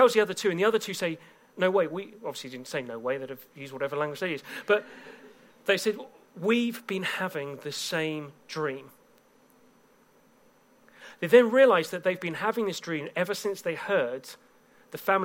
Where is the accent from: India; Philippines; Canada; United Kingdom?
United Kingdom; England; I'm from England